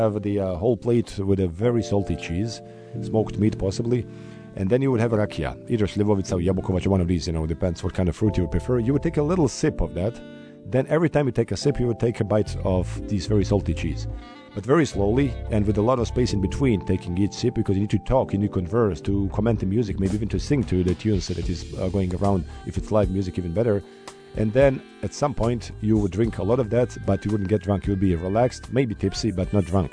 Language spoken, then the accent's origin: English; Sarajevo, Federation of Bosnia and Herzegovina, Bosnia & Herzegovina; Sarajevo, my hometown